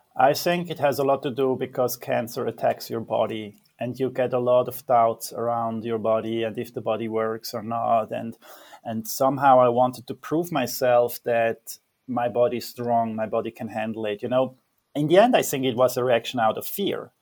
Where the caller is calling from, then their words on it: Zurich, Switzerland; I'm calling from Zurich, Switzerland